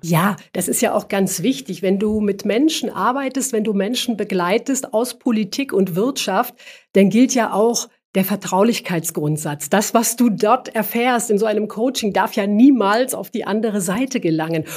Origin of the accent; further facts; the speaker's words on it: former East Germany, Germany; ich komme ursprünglich aus der früheren DDR. Als ich zur Schule gegangen bin